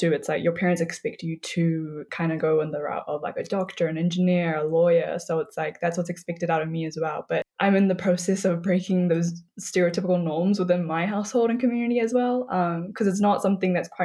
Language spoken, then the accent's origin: English; New Zealand; I was obviously born and raised in New Zealand, but I'm of Nepali descent.